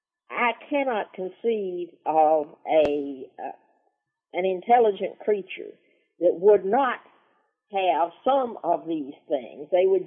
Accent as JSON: {"language": "English", "region": "the South", "country": "United States", "said": "Well, hey, I'm from the South. This is the buckle of the Bible Belt."}